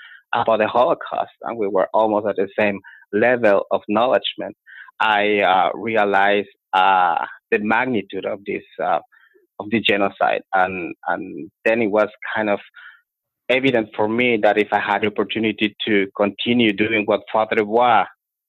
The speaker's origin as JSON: {"language": "English", "country": "Guatemala", "tie": "born or raised there", "moved": "yes", "said": "So I was born in Guatemala. I grew up in Guatemala"}